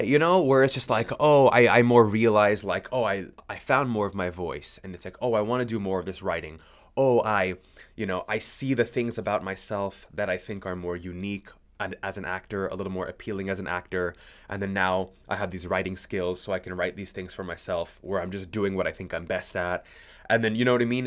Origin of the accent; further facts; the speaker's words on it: California, United States; moved away as an adult; now in Sydney, Australia; I was born and raised in California